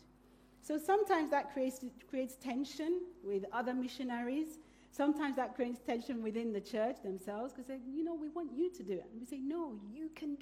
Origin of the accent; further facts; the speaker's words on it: Nigeria; now in Iquitos, Peru; I was born in Nigeria